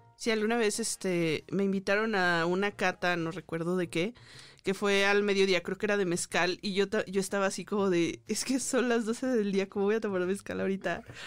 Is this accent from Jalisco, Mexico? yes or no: yes; Guadalajara, Jalisco, Mexico; now in Mexico City, Mexico; yo soy de provincia, que soy de Guadalajara